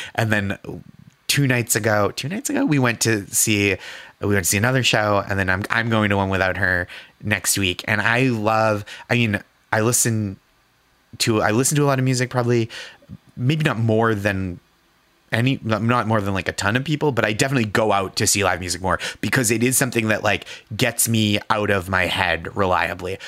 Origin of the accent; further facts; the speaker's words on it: Boston, Massachusetts, United States; now in New York, United States; I am from Boston